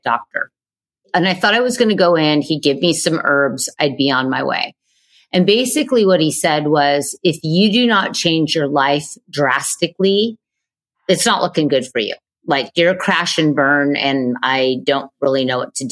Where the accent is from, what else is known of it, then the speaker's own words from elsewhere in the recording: Manhattan Beach, California, United States; I grew up in Manhattan Beach, California